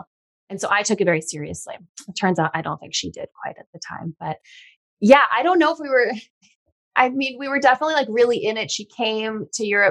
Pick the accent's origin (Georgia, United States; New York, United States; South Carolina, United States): New York, United States; Long Island; also born or lived in Los Angeles, United States; now in Hudson Valley, United States; all my friends are in New York and my family, I'm from Long Island